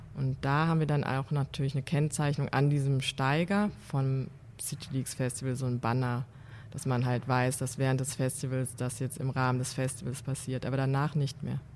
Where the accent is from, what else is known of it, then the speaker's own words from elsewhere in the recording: Mülheim an der Ruhr, North Rhine-Westphalia, Germany; also born or lived in Aachen; now in Cologne, Germany; Ich bin schon seit Ende der 90er in Köln und komme aus dem Ruhrgebiet